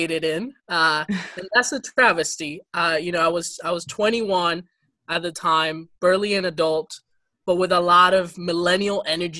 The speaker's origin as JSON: {"language": "English", "town": "Ferguson", "region": "Missouri", "country": "United States", "tie": "born or raised there", "also_born_or_lived": "Dominican Republic / Boston, Massachusetts", "second_language": "English", "said": "I'm actually from Ferguson, Missouri. Mm. I went to the school district there. That's where I got to take English as a second language after immigrating from the DR at the age of 10."}